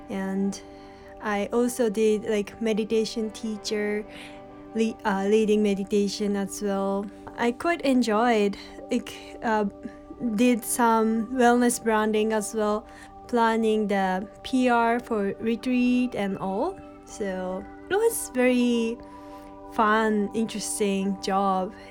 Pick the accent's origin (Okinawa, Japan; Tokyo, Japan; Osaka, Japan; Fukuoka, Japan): Tokyo, Japan; also born or lived in Tohoku, Japan / Egypt / India; I have lived in Egypt for three years when I was a little and most of my life I grew up in Tokyo, capital in Japan